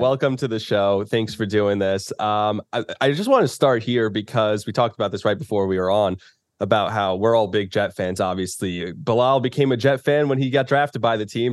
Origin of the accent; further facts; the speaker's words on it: Bergen County, New Jersey, United States; I grew up in Bergen County